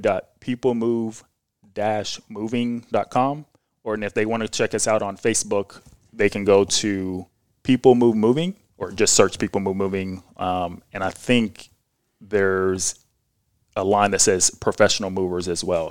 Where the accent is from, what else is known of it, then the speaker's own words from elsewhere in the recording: Jeffersonville, Indiana, United States; also born or lived in Norfolk, Virginia; I was born in Virginia, Norfolk, Virginia, and, but I grew up in Jeffersonville, Indiana, so just across the bridge